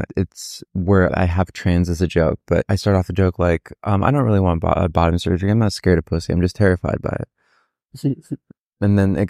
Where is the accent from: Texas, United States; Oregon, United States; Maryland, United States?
Maryland, United States; Maryland, southern Maryland, on the border between there and DC proper.